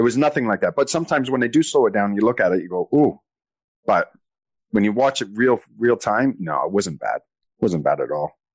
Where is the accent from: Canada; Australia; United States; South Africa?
Canada; being Canadian.